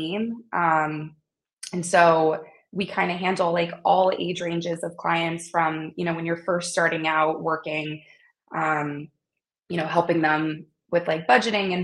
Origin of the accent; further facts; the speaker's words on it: North Carolina, United States; moved away as an adult; also born or lived in Wilmington, North Carolina; now in New York City, United States; I grew up in North Carolina